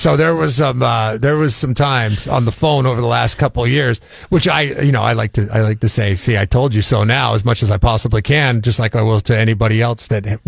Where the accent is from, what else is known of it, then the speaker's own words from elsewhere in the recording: Seattle, Washington, United States; I grew up in Seattle